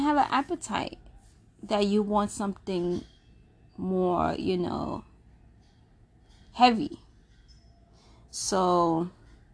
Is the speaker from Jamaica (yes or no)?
yes; Jamaica; I'm Jamaican, so you know the great Jamaican meals